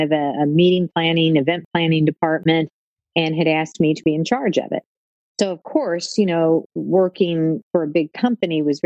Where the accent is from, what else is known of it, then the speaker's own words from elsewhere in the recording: Louisville, Kentucky, United States; I'm from Louisville, Kentucky